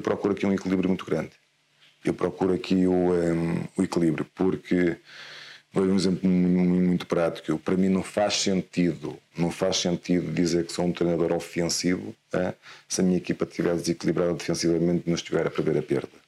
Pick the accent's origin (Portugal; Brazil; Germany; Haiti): Portugal; Guimarães, Norte; Eu sou, eu sou de Guimarães, certo. eu sou natural, natural de Guimarães. Eh, nasci num, numa vila ali próxima, Vila de Ponte, vivo, okay. vivo ali.